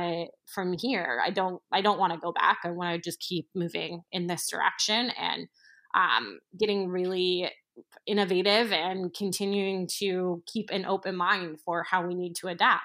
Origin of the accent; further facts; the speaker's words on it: New York City, New York, United States; and granted, I am a New Yorker, so I'm obviously in a microcosm that is traditionally more open than other parts of the country